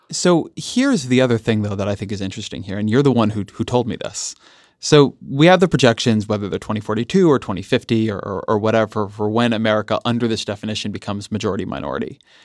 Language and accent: English; California, United States; I'm a Californian